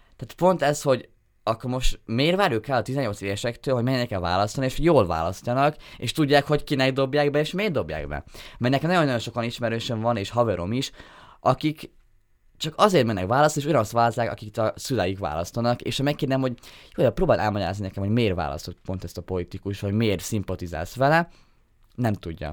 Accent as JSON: {"language": "Hungarian", "town": "Dunajská Streda", "region": "Trnava Region", "country": "Slovakia", "tie": "born or raised there", "said": "én Dunaszedén nőttem fel kiskorom óta"}